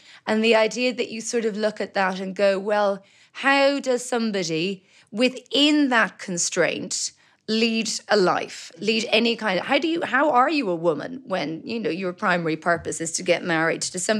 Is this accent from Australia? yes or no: no; Belfast, Northern Ireland, United Kingdom; born there; moved away; also born or lived in Dublin, Ireland / Brussels, Belgium; I was born in Belfast. My dad was working for RTE there. He was the Northern correspondent.